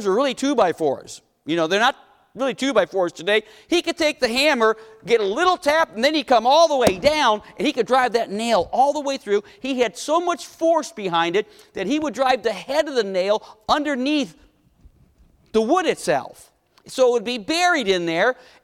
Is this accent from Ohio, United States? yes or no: yes; Cleveland, Ohio, United States; growing up in Cleveland, my dad was a civil engineer, worked for Republic Steel